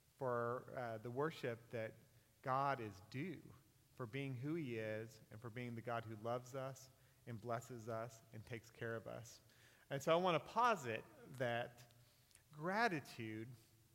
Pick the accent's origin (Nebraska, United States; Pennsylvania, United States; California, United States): California, United States; Northern; I'm from Northern California, and my family was probably like the average family in Northern California